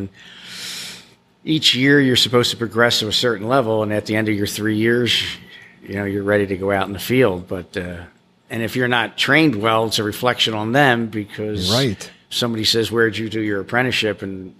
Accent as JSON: {"language": "English", "town": "Philadelphia", "region": "Pennsylvania", "country": "United States", "tie": "born or raised there", "moved": "as an adult", "lives_now": "Key West, United States", "said": "I was born in Philadelphia, okay. Pennsylvania."}